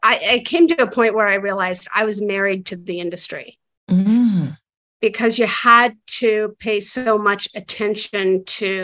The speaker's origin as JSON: {"language": "English", "town": "Santa Fe", "region": "New Mexico", "country": "United States", "tie": "born or raised there", "moved": "yes", "lives_now": "Los Angeles, United States", "said": "I grew up in Santa Fe, New Mexico"}